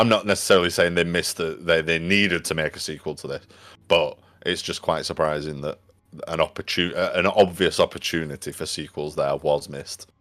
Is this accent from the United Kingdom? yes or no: yes; United Kingdom; As a, as a Brit